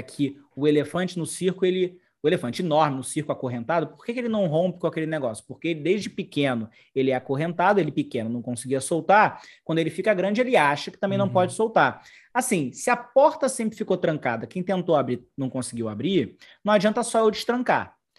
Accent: Brazil; eu sou um negro, por exemplo, brasileiro, né, existindo no Brasil

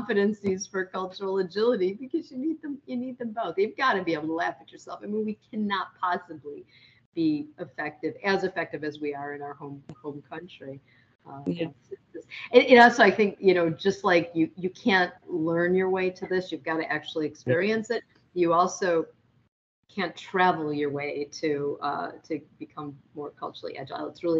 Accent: United States

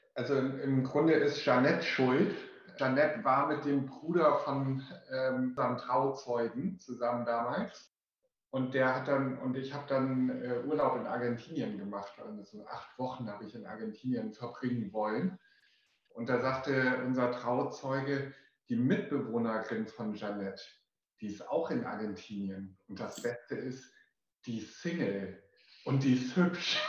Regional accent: Wilhelmshaven, Lower Saxony, Germany; now in Hamburg, Germany; Ich aus Wilhelmshaven

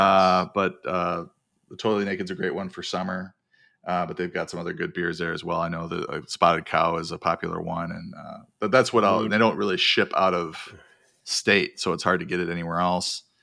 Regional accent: Wisconsin, United States; now in California, United States; growing up in Wisconsin

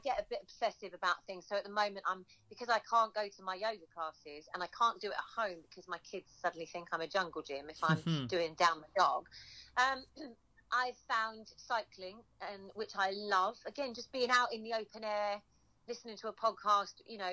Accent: Suffolk, East of England, United Kingdom; moved away; also born or lived in London; I was born in Suffolk

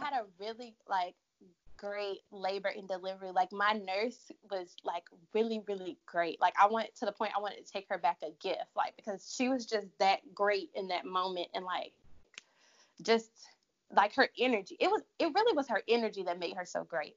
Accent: Durham, North Carolina, United States; moved away as an adult; also born or lived in Charlotte, North Carolina; I'm originally from Durham, North Carolina, but I moved to Charlotte in 2010 to go to school

